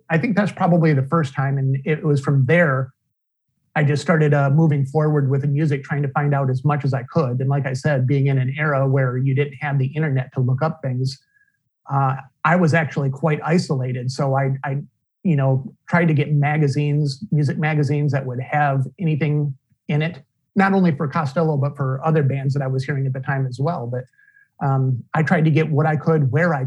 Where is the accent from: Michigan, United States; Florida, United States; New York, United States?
Michigan, United States; Flint; I was born and raised in Flint, Michigan, which is just north of Detroit.